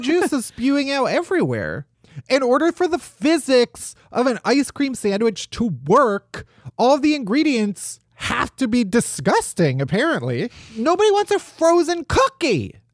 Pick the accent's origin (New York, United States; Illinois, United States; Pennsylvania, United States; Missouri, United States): Illinois, United States; outside of Chicago; I'm from outside of Chicago